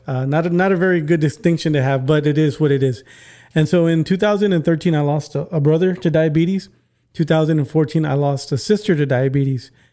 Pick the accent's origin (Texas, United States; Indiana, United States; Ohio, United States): Texas, United States; McAllen; I'm from McAllen